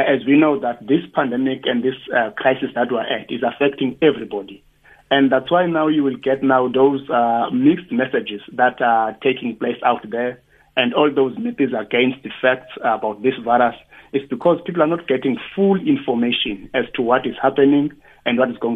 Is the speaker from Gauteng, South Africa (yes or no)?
no; Tsolo, Eastern Cape, South Africa; in my village, I'm coming from Tsolo